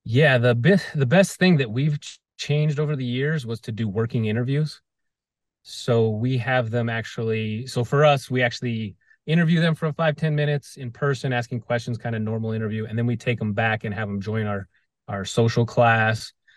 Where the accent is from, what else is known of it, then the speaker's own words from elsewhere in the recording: Las Vegas, Nevada, United States; I grew up